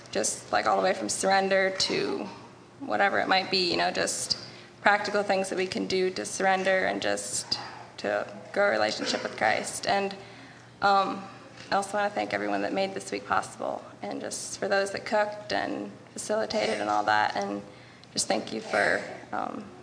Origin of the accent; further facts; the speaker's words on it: Wisconsin, United States; from Wisconsin, and this week has been really a great blessing to me